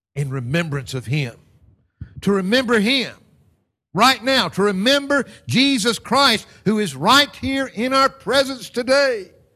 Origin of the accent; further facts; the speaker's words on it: United States; moved away; back in my home country